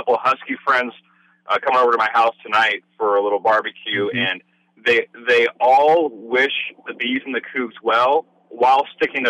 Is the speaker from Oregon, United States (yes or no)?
yes; Salem, Oregon, United States; moved away as an adult; also born or lived in Eugene, Oregon / Portland, Oregon; now in Seattle, United States; growing up in Salem, living in Eugene and Portland, and then now moving up to Seattle.